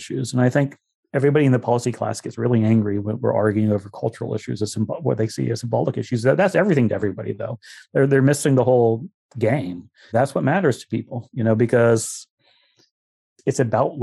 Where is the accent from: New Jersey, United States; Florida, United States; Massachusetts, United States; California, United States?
Florida, United States; East Pasco County; moved away; as a small kid, I was raised around East Pasco County Democratic Club meetings